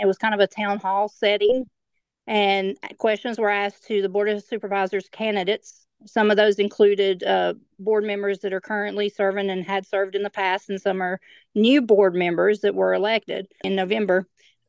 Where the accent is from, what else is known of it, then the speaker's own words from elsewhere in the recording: Russell County, Virginia, United States; this potential hazard coming to my hometown and, frankly, near my farm where I live.